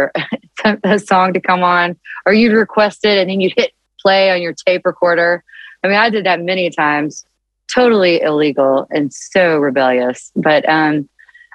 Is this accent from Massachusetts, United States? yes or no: no; Nashville, Tennessee, United States; I grew up in Nashville